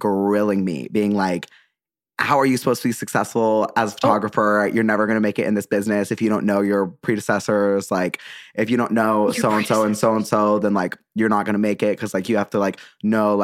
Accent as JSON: {"language": "English", "region": "Utah", "country": "United States", "tie": "born or raised there", "said": "I like was raised Mormon. I grew up in Utah"}